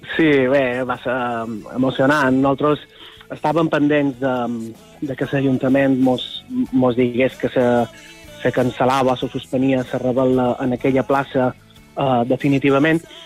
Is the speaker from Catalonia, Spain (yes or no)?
no; Son Servera, Balearic Islands, Spain; nosaltres som de Son Cervera, de Llevant mallorquí, i allà en el litoral de Son Cervera, la eh, joia de la corona és una petita cala que seria Esport Nou, que és on nosaltres vàrem passar la infància